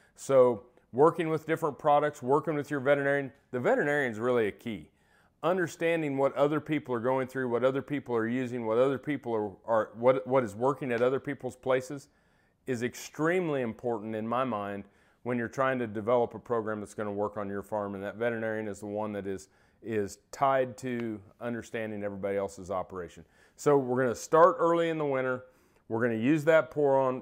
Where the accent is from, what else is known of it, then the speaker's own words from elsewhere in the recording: Iowa, United States; moved away as an adult; also born or lived in Kansas; Iowa was my home state. So coming back home